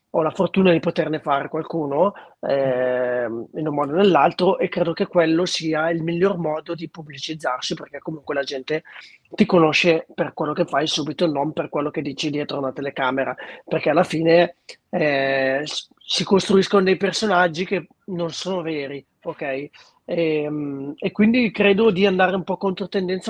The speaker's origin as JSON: {"language": "Italian", "town": "Treviglio", "region": "Lombardy", "country": "Italy", "tie": "born or raised there", "said": "nella mia città natale che è Treviglio"}